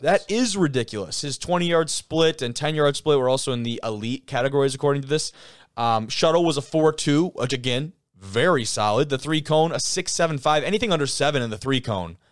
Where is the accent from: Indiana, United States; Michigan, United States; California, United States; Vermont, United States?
Michigan, United States; Lake Orion; I come from Lake Orion